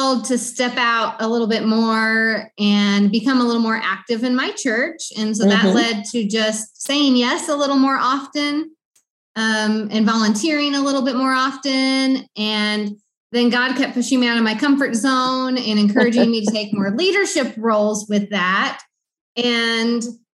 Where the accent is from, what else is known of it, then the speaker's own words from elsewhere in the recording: Southern Illinois, United States; moved away as an adult; now in Honduras; I am from Southern Illinois